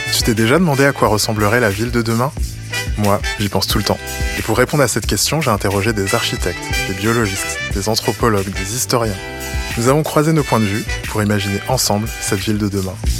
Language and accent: French; France; chez nous, en France, en Europe